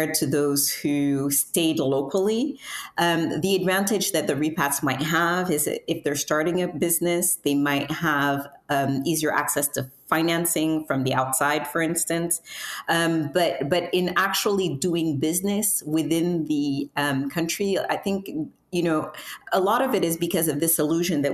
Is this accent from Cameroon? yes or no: yes; Cameroon; moved away as an adult; also born or lived in United States; I was born and raised in Cameroon